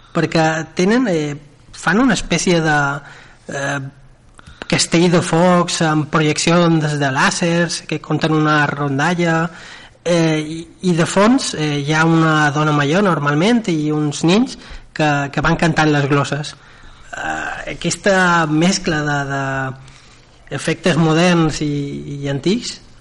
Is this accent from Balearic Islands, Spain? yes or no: yes; Manacor, Balearic Islands, Spain; jo som de Manacor